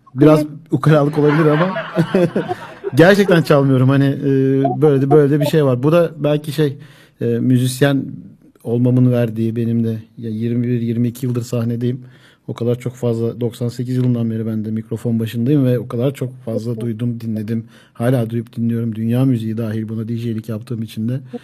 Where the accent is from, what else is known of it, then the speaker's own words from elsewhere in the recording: Zeytinliova, Akhisar, Manisa, Turkey; Ya ben dedim Zeytinli Ovalıyım.